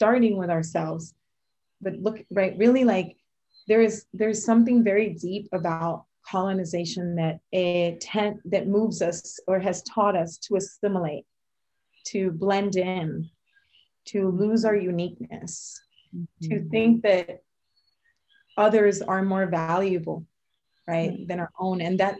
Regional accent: Tampa, Florida, United States; as someone who grew up in the US, I grew up in Tampa, and I had that experience of returning home and then leaving again and returning home, I learned really well to assimilate.

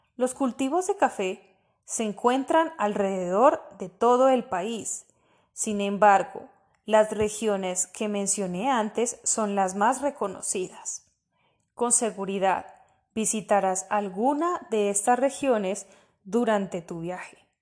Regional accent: Colombia; los colombianos pedimos

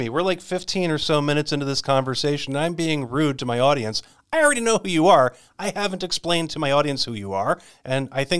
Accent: Arizona, United States; Well, using my home state of Arizona as the example

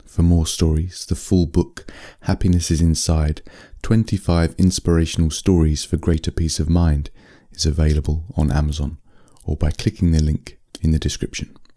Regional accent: England, United Kingdom; I'm an author from England.

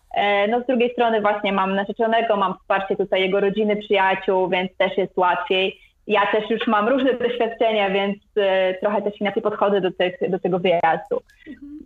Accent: Gdańsk, Pomeranian Voivodeship, Poland; moved away as an adult; also born or lived in Warsaw / Malaysia; now in Icononzo, Colombia; ja pochodzę z Gdańska, z Nadmorza.

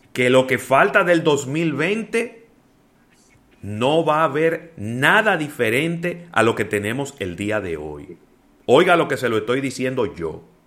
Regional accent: Dominican Republic

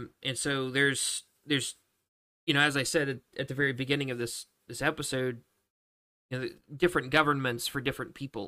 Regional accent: Mississippi, United States; I'm from Mississippi. Mississippi is the name of my country

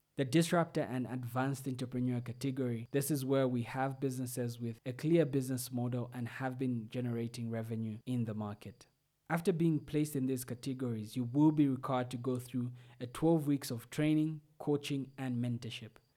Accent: Zambia; ninety-six were from Zambia, which is my home country.

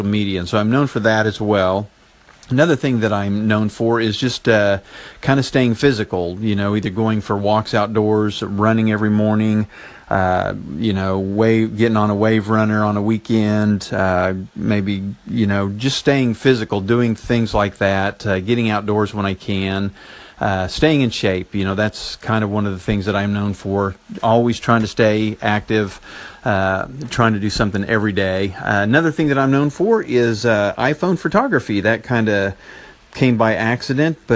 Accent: Enid, Oklahoma, United States; So my hometown is Enid, Oklahoma

